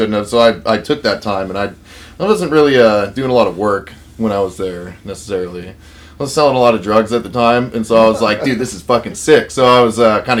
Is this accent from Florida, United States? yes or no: no; Vancouver, Washington, United States; I'm from Vancouver, Washington. Always have been. Haven't really left this town much at all